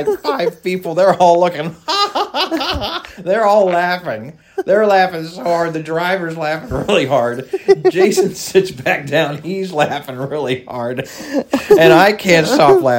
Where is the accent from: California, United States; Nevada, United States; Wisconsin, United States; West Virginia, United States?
West Virginia, United States; Follansbee; where I grew up in Fallensbee, West Virginia